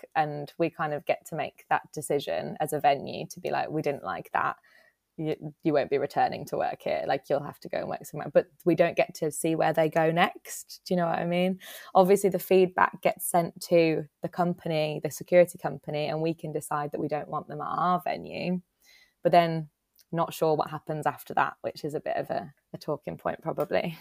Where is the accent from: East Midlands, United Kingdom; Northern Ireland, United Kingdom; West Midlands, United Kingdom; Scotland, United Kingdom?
West Midlands, United Kingdom; Dudley; moved away as an adult; now in Nottingham, United Kingdom; I'm from Dudley, which is, like, near Birmingham